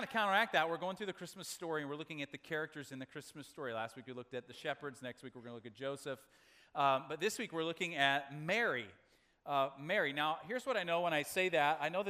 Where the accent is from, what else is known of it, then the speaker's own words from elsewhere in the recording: Makwasa, Southern Region, Malawi; born there; my parents were missionaries in Africa, and I was born in Makwasa, Malawi, in southern Africa.